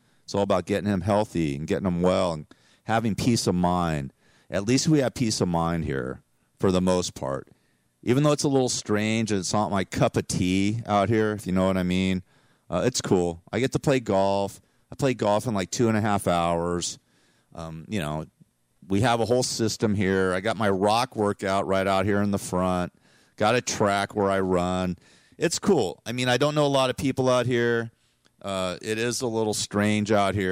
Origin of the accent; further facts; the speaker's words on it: Los Angeles, California, United States; moved away as an adult; now in the desert, United States; going to the Valley because that's where I grew up